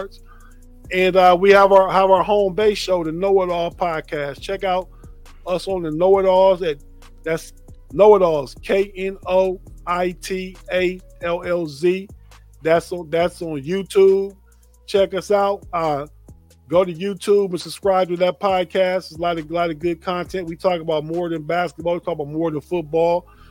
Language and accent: English; Youngstown, Ohio, United States; I'm from Youngstown, Ohio